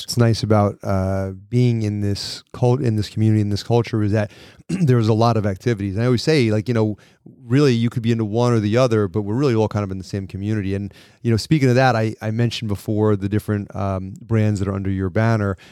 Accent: New York, United States; we're from New York

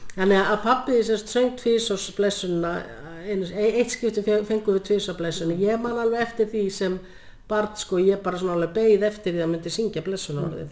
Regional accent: Laufás, Eyjafjörður, Northeastern Region, Iceland; ég er alveg upp á pressetri í Laufósi Vejafjörð

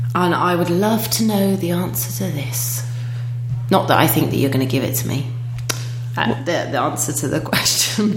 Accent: United Kingdom; now in Denmark

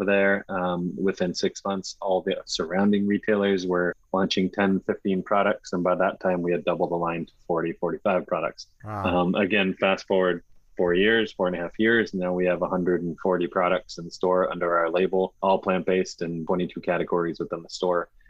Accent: New England, United States; growing up in New England, we knew growing up with mostly seafood

